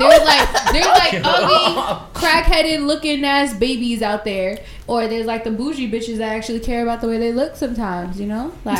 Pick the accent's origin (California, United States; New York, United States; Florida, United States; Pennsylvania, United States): New York, United States; New York City; I'm from Queens